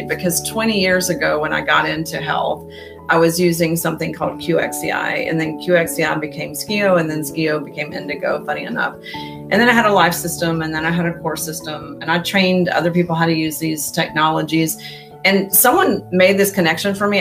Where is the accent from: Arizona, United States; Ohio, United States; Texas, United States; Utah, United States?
Texas, United States; Houston; moved away as an adult; also born or lived in Austin, Texas / Boulder, Colorado; now in Houston, United States; i grew up in spring branch okay. um, mostly i was born in austin